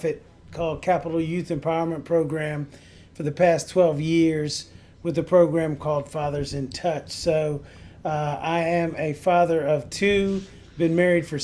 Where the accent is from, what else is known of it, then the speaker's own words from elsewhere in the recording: Staunton, Virginia, United States; moved away as an adult; also born or lived in Alexandria, Virginia; now in Washington, D.C., United States; I'm originally from Stanton, Virginia.